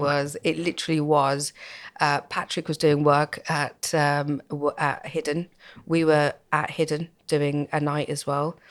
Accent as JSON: {"language": "English", "country": "United Kingdom", "tie": "born or raised there", "said": "I was born and brought up in Halston"}